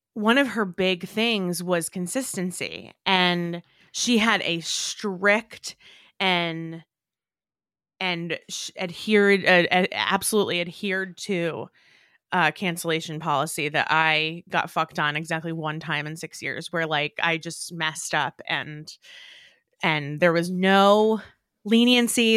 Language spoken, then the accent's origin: English; New York, United States; growing up in New York